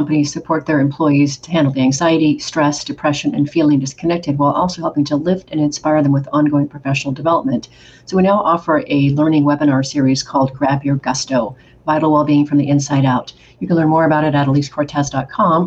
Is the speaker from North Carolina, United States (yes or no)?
no; Oregon, United States; moved away as an adult; also born or lived in Spain / Brazil; I'm from Oregon originally, small town, and then got the chance to live in Spain and Brazil in my mid-20s